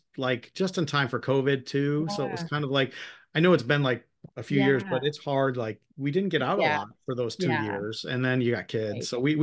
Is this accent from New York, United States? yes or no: no; Perrysburg, Ohio, United States; I'm from Perrysburg, so I know I've been to the Perrysburg one quite a bit